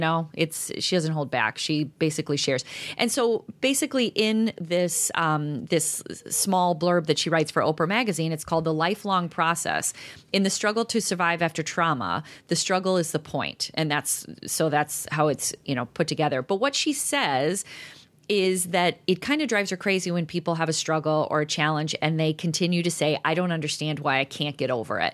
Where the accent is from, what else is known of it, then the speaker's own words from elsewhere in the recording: DeKalb, Illinois, United States; I'm from DeKalb